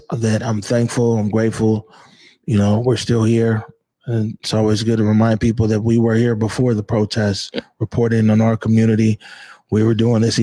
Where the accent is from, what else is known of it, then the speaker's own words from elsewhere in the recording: Seattle, Washington, United States; I'm from the Central District of Seattle